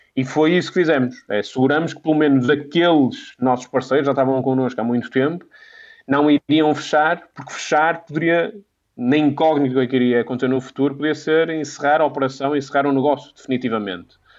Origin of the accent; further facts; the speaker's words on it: Minho, Portugal; Eu sou, eu sou de, do Minho